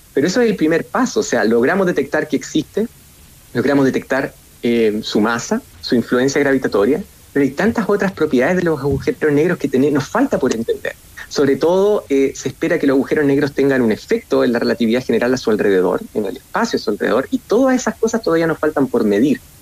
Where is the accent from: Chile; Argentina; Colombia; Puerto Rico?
Chile; moved away as an adult; also born or lived in United States / Germany; vuelvo a Chile